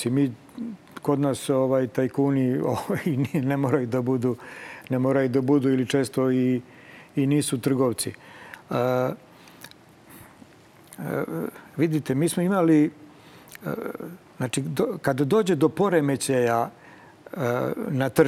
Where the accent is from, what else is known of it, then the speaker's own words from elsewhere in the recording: Serbia; kod nas u Srbiji